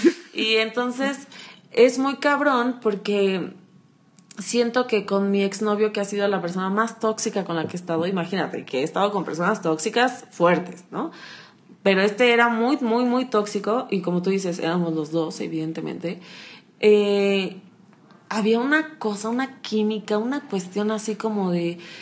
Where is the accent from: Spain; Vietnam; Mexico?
Mexico; Acapulco, Guerrero; soy de Acapulco